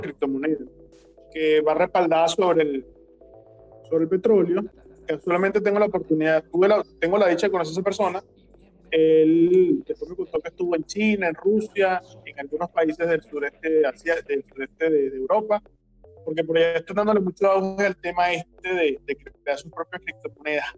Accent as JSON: {"language": "Spanish", "country": "Venezuela", "said": "yo soy venezolano"}